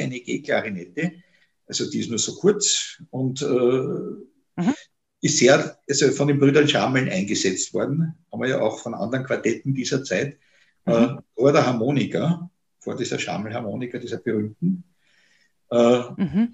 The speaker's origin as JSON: {"language": "German", "region": "Vienna", "country": "Austria", "said": "als Wiener"}